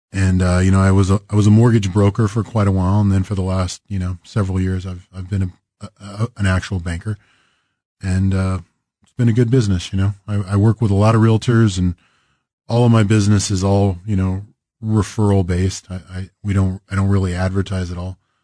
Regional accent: Greensburg, Kansas, United States; now in Kansas City, United States; I grew up in Western Kansas, a little town called Greensburg

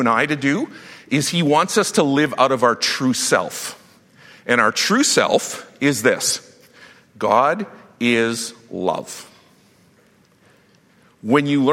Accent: Saskatchewan, Canada; I grew up in Saskatchewan where the only way that you survive high school was by fighting.

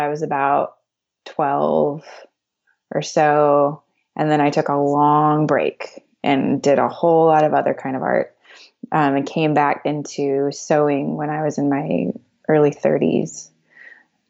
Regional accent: Dallas, Texas, United States; now in Greenville, United States; We are in Greenville, South Carolina, but I am from Dallas, Texas.

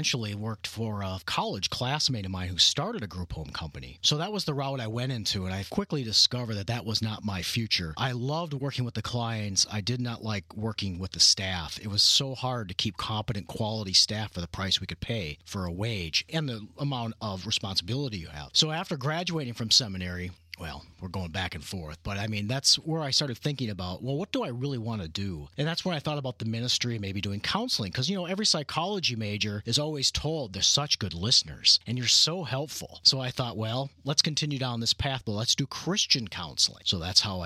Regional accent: Minnesota, United States; moved away as an adult; now in Southern California, United States; being a native Minnesotan

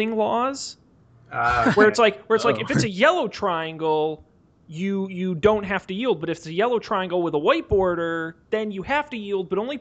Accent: United States; I'm an American.

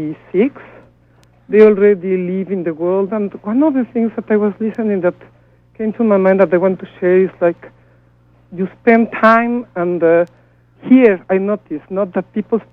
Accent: Mexico; moved away as an adult; 8 years ago, I came from Mexico.

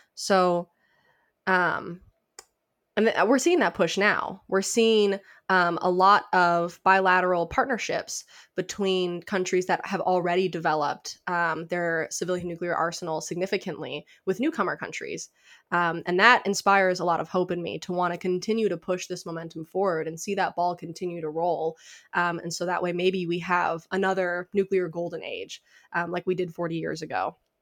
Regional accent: Illinois, United States; moved away as an adult; now in Tennessee, United States; I'm from Illinois originally. Um, I'm a Warren Township High School alum

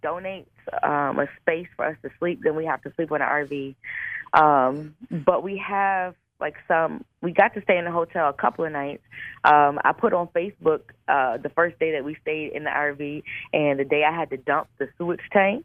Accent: Buffalo, New York, United States; my hometown, which is Buffalo, New York

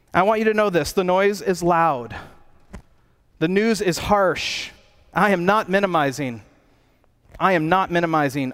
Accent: United States; I'm an American.

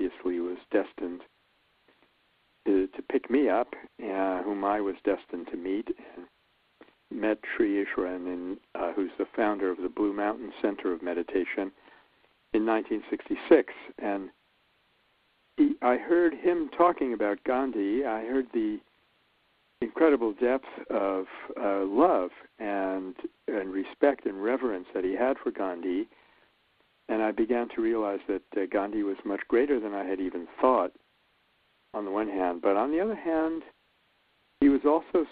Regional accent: New York City, New York, United States; I grew up in Brooklyn, New York

